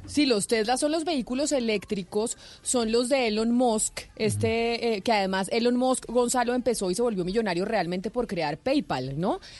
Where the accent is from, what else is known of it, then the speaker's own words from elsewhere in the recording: Colombia; como buen colombiano